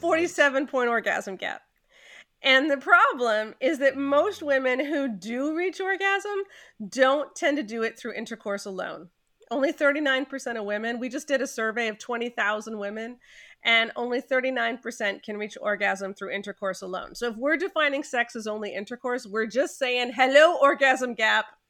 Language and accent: English; Canada; I'm very Canadian